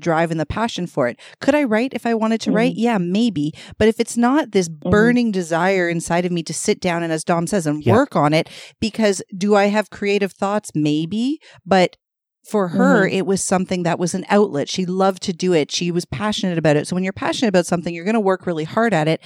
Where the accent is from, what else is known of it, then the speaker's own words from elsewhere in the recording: Toronto, Ontario, Canada; We're from Toronto